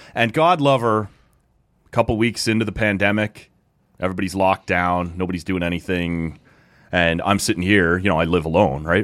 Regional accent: Oshawa, Ontario, Canada; We grew up in Oshawa.

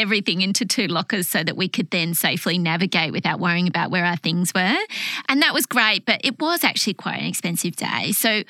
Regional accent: Australia; now in Singapore; So I'm Australian.

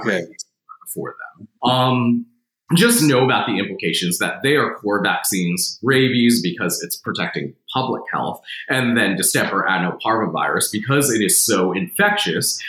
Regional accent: New Jersey, United States; now in Tennessee, United States; I'm from New Jersey

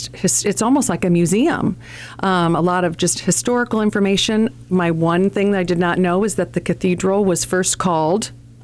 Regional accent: Fort Wayne, Indiana, United States; born and raised in Fort Wayne. I'm a convert

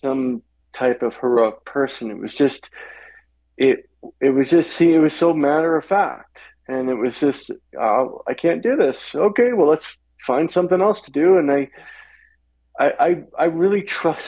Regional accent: Walla Walla, Washington, United States; I'm born and bred in Walla Walla, Washington. So I'm a Northwest boy. And born and raised out there.

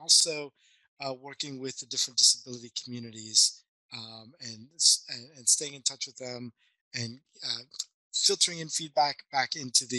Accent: Montreal, Quebec, Canada; now in Sunnyvale, United States; I was born and raised back in Montreal.

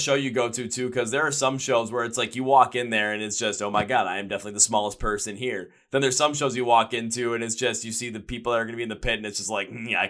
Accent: Milwaukee, Wisconsin, United States; I'm from Milwaukee, Wisconsin.

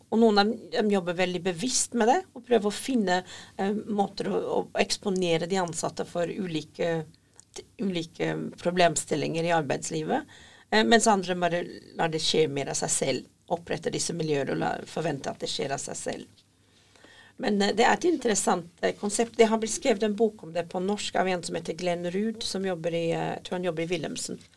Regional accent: Scotland, United Kingdom; Norwegian is a second language; now in Norway; Jeg kommer opprinnelig fra Skottland, eh, men jeg har bodd i Norge i ca. 30 år

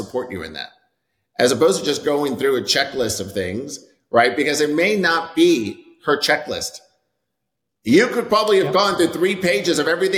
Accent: New York, United States; moved away as an adult; also born or lived in San Francisco; now in Dallas, United States; I'm born and raised in New York.

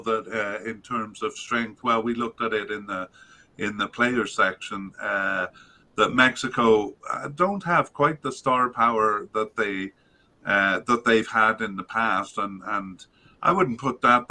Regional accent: Canada; as a Canadian

